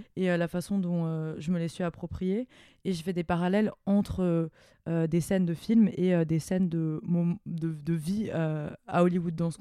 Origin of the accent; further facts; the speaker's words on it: near Mulhouse, Grand Est, France; j'ai grandi à Morchevel-le-Bas, donc à côté de Mulhouse